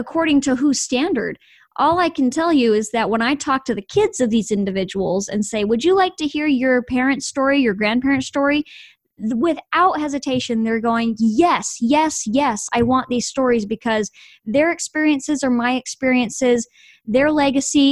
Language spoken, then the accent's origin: English; Idaho, United States; moved away as an adult; now in Texas, United States; I was born and raised in Idaho, moved to Texas recently.